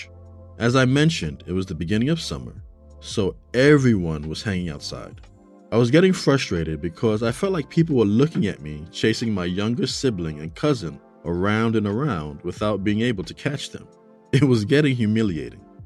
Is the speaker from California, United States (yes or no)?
no; New York City, New York, United States; I grew up in New York City. I lived in a part of the Bronx called Castle Hill